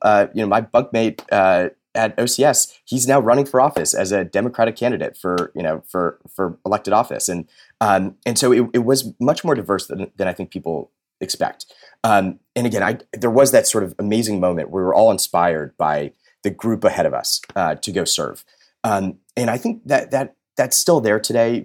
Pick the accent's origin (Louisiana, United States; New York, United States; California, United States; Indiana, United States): California, United States; Los Angeles; I grew up in Los Angeles